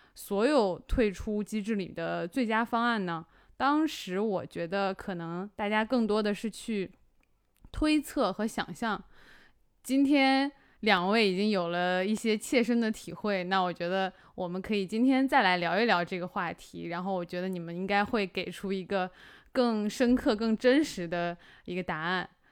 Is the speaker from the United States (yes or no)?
no; the Northwest, Northwest China, China; moved away; 我的老家在西北